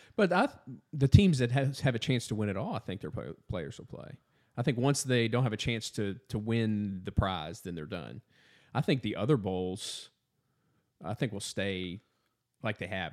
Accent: Southern Indiana, United States; moved away; I'm from Southern Indiana.

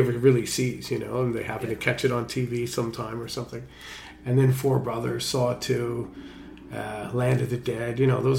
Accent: Canada; being a Canadian actor.

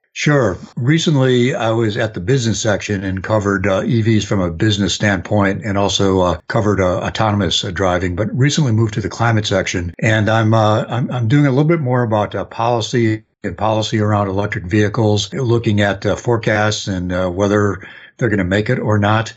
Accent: outside of Chicago, Illinois, United States; moved away; also born or lived in Detroit; I grew up outside of Chicago

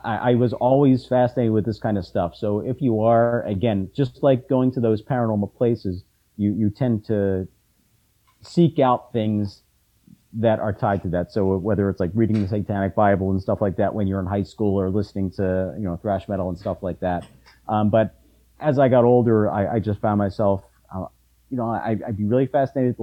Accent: Philadelphia, Pennsylvania, United States; also born or lived in Bucks County; Where I live, where I grew up in Philadelphia

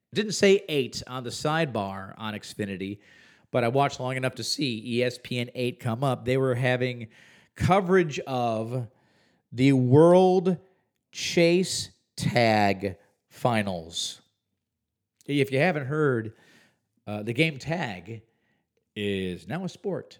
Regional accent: Huntley, Illinois, United States; now in Visalia, United States; two or three hours outside of Chicago, well beyond even what you would consider the suburbs of Chicago. In McHenry County, in the village of Huntley

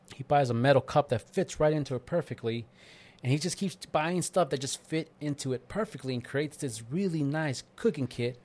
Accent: East Coast, United States; moved away; I'm from East Coast

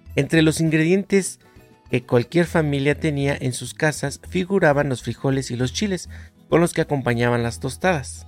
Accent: Mexico; la mayoría de nosotros como mexicanos conocemos

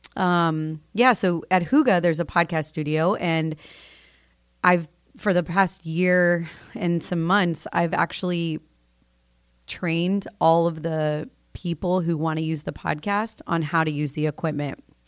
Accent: Florida, United States; moved away as an adult; I grew up in Florida, born and raised in the two three nine

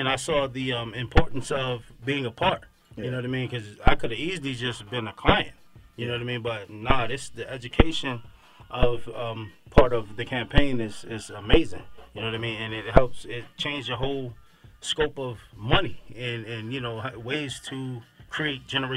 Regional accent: Maryland, United States; now in Atlanta, United States; I'm from Maryland

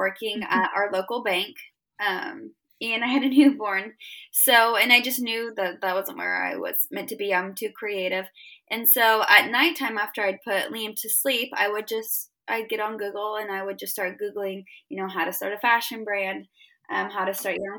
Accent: Illinois, United States; I grew up in the Midwest in Illinois

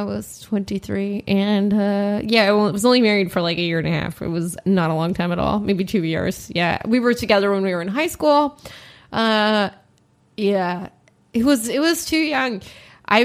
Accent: Los Angeles, California, United States; In Los Angeles. Yeah.

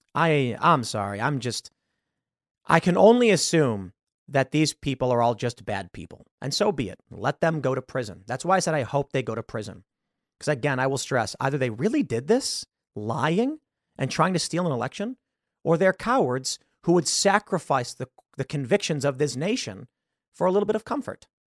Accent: United States; I'm an American

